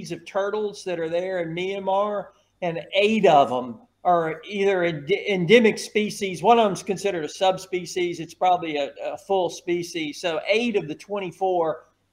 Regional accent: Louisiana, United States; moved away; also born or lived in Belize / Southeast Asia; I was a little kid growing up in Louisiana.

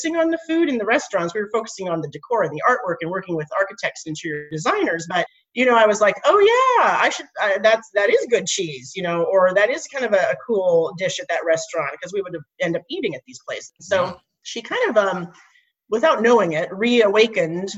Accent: Nebraska, United States; moved away; I grew up in Nebraska and my dad was a farmer

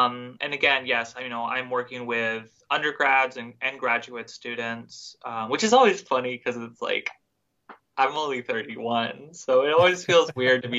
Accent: the South, United States; growing up in the South in the middle of nowhere

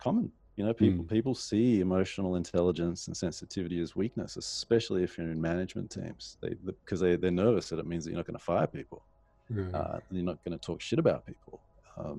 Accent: Sydney, New South Wales, Australia; I'm from Sydney

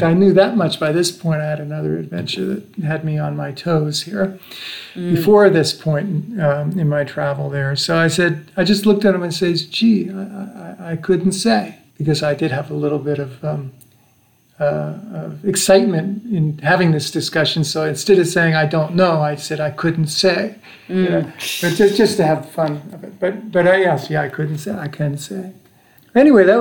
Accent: United States; I'm an American

